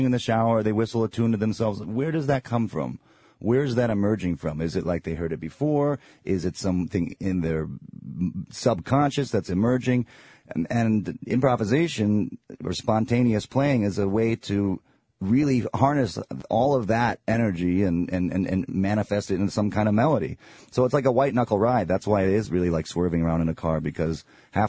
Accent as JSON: {"language": "English", "town": "Ann Arbor", "region": "Michigan", "country": "United States", "tie": "born or raised there", "moved": "yes", "said": "I grew up in Ann Arbor, Michigan"}